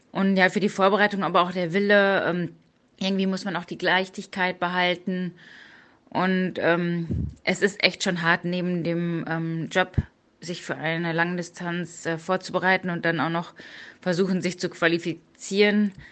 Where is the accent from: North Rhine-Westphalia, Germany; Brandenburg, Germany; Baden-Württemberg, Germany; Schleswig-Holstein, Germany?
North Rhine-Westphalia, Germany; born there; now in Cologne, Germany; 38 Jahre alt, komme gebürtig aus dem Münsterland und wohne jetzt schon seit 2004 in Köln und arbeite dort bei der Polizei.